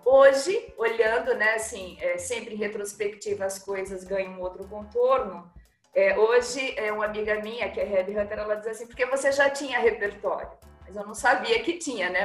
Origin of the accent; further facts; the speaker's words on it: Pernambuco, Brazil; eu sou pernambucana é, e gosto dessas minhas raízes